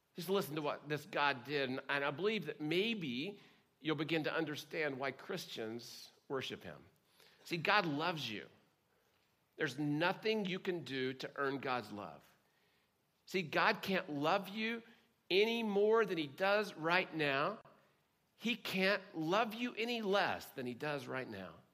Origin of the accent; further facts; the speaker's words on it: Oklahoma, United States; growing up in Oklahoma